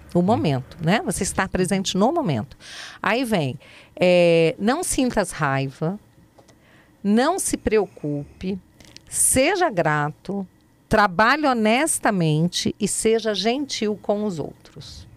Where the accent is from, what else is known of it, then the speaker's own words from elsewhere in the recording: Brasília, Federal District, Brazil; also born or lived in Resende, Rio de Janeiro; eu fui criada aqui em Brasília, nasci no Rio, em Resende, no Rio de Janeiro, vim para cá criança, filha de militar